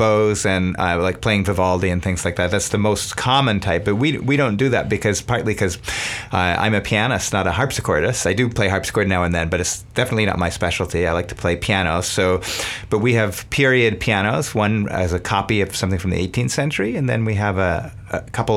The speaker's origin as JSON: {"language": "English", "town": "Berkeley", "region": "California", "country": "United States", "said": "I'm from Berkeley"}